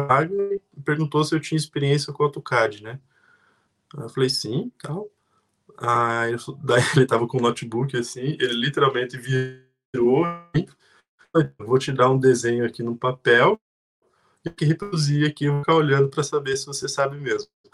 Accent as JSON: {"language": "Portuguese", "area": "Curitiba region", "region": "Paraná", "country": "Brazil", "moved": "as an adult", "lives_now": "Ireland", "said": "vim lá da região de Curitiba, do Brasil, vim como estudante"}